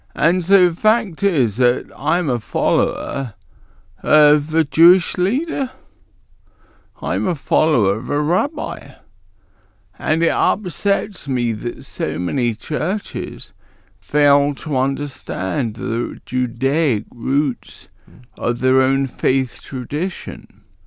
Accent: London, United Kingdom; accent: Cockney; moved away; also born or lived in Bexley, Kent; I actually was born in the East End of London. Can you tell I'm a Cockney?

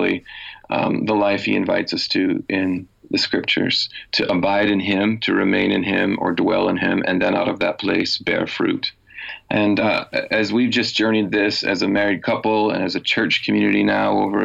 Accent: Michigan, United States; moved away as an adult; also born or lived in Chicago; now in Belfast, United Kingdom; I grew up in a small town in the state of Michigan, and then did university and seminary training in Chicago

